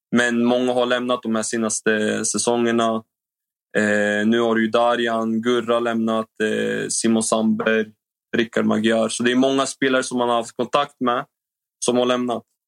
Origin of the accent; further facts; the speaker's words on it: Norrköping, Östergötland, Sweden; moved away as an adult; Jag är ändå från Norrköping och jag är född och uppväxt där